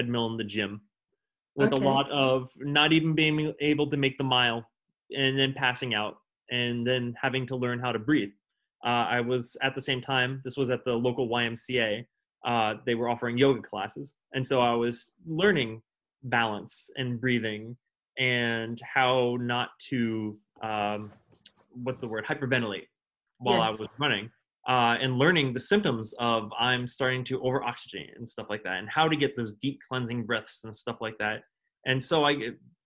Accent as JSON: {"language": "English", "town": "Westerly", "region": "Rhode Island", "country": "United States", "also_born_or_lived": "Northampton", "moved": "yes", "said": "I'm from a small town called Westerly in southern Rhode Island"}